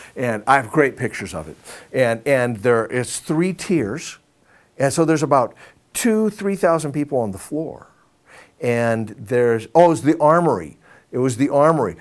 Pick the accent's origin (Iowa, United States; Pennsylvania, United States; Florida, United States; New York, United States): Iowa, United States; growing up in Iowa.